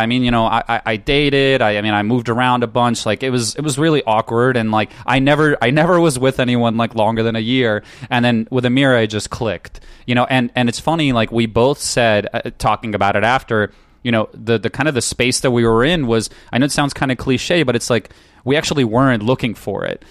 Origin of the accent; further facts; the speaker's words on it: New York, United States; moved away as an adult; also born or lived in Ukraine; now in California, United States; I grew up in New York, and I went to college there